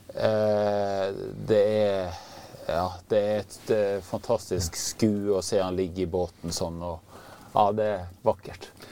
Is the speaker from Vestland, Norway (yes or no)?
yes; Hardanger, Vestland, Norway; moved away as an adult; now in Finnmark, Norway; Jeg vokste opp i Hardanger og fiska med onkelen min eh, i Hardangerfjorden. Og så har jeg bodd her oppe i Finnmark i 30 år nå